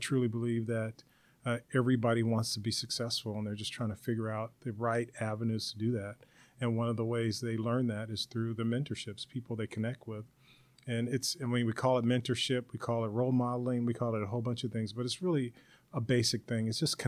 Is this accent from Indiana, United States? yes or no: no; Los Angeles, California, United States; also born or lived in La Puente, California; I grew up in South Central Los Angeles back in the 1960s and 70s. And after the Watts riots, I had a chance after a few years to move out to La Puente, California, which is about 30 miles east of L.A.